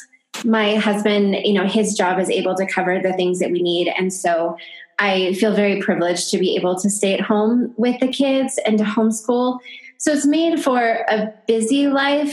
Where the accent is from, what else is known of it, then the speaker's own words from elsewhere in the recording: California, United States; moved away as an adult; also born or lived in Virginia; now in northern New Mexico, United States; I was born and raised in California, but I am now living in northern New Mexico